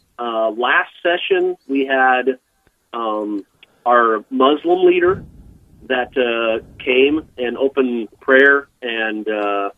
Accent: Wichita, Kansas, United States; also born or lived in Eugene, Oregon; now in Bismarck, United States; I grew up in Wichita, Kansas

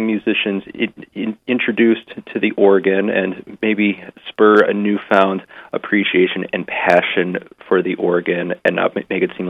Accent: Fort Collins, Colorado, United States; back at my hometown parish in Fort Collins, Colorado

